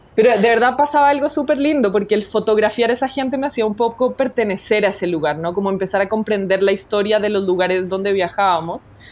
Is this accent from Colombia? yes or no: yes; Colombia; now in Chile; yo nací en Colombia, soy nacida y criada en Colombia